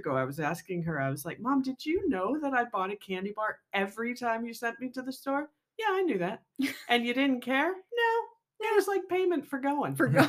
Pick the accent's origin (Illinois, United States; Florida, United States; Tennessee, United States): Florida, United States; growing up in Florida, we weren't super close to a store, a grocery store.